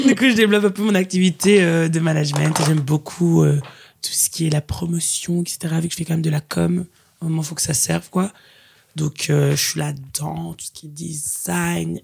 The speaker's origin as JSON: {"language": "French", "town": "Liège", "region": "Wallonia", "country": "Belgium", "moved": "as an adult", "lives_now": "Brussels, Belgium", "said": "originaire de la ville de Liège, mais maintenant je dis que je suis bruxelloise"}